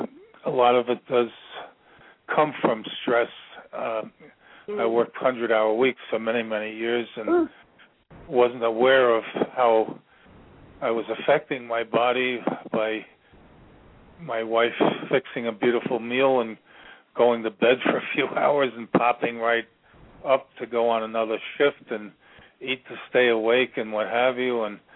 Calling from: Virginia, United States; I'm calling from Virginia.

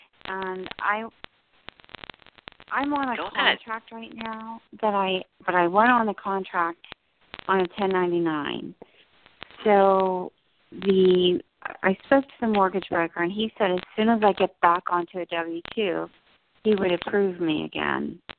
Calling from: New Jersey, United States; I'm in New Jersey.

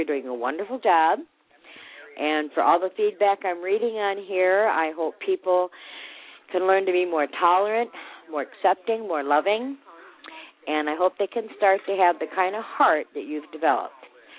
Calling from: Lusby, Maryland, United States; I'm Danny's mom, and I'm calling from Lesby.

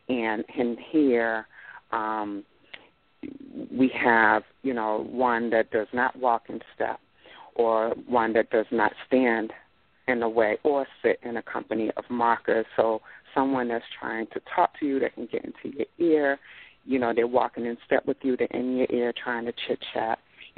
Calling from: Boston, Massachusetts, United States; I'm calling from Boston, Massachusetts, Tattletown.

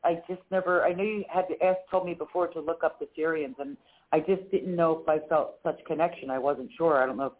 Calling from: Philadelphia, Pennsylvania, United States; Hi, Claire Candy. It's … from Philadelphia.

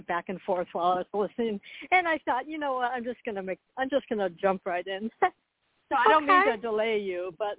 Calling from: Florida, United States; I'm also calling from Florida.

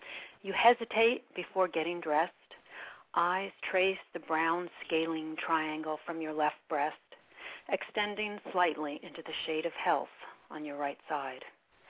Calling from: Poughkeepsie, New York, United States; No, from Dutchess County, Poughkeepsie, New York.

